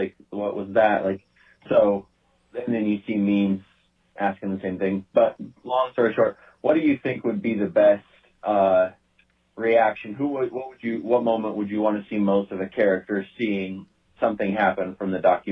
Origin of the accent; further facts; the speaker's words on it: Greeley, Colorado, United States; I'm from Greeley, Colorado